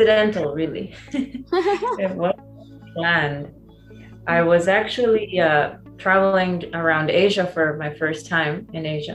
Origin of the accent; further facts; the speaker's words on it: San Pedro Sula, Cortés, Honduras; I grew up in Honduras, which is a very small country in Central America.